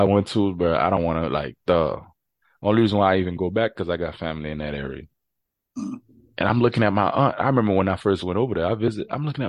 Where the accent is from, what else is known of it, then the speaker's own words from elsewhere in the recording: Miami, Florida, United States; I'm from Miami, like I'm raised in Miami.